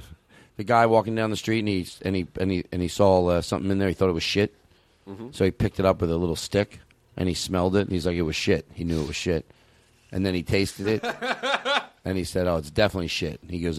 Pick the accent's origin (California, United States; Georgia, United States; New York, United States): California, United States; Pasadena; I'm from Pasadena.